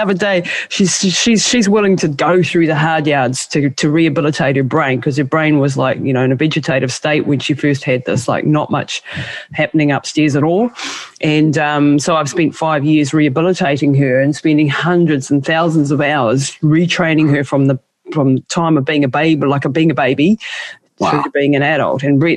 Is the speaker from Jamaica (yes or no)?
no; New Zealand; I'm from Maori culture